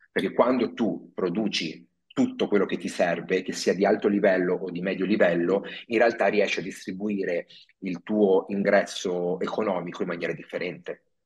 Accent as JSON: {"language": "Italian", "town": "Padua", "region": "Veneto", "country": "Italy", "tie": "born or raised there", "moved": "yes", "lives_now": "Milan, Italy", "said": "io sono originario di Padova"}